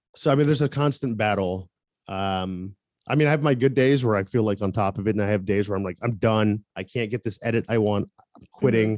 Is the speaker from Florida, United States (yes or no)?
yes; Tampa, Florida, United States; moved away as an adult; also born or lived in Seattle, Washington; I'm originally from Tampa, Florida.